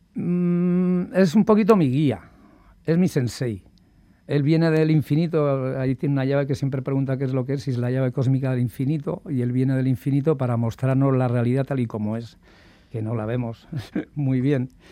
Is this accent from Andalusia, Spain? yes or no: no; Basque Country, Spain; como buen vasco